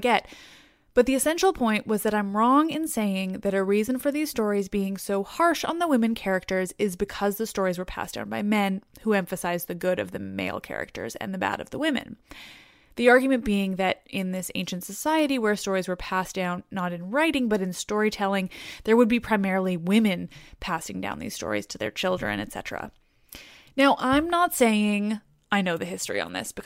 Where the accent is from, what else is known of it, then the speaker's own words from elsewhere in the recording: Canada; I'm Canadian